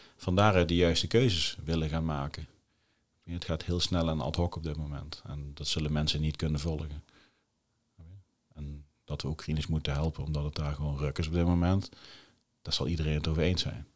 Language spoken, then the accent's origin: Dutch; Netherlands; wij als Nederlanders